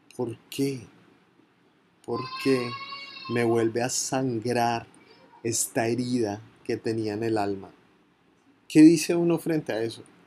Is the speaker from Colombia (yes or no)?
yes; Colombia; Montería, en Córdoba, una de las zonas más golpeadas por la violencia en mi país